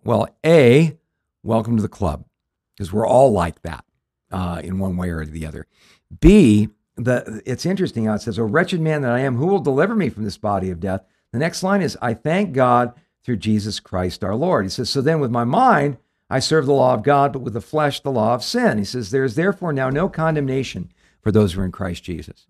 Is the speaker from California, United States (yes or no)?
yes; Southern California, United States; we grew up in Southern California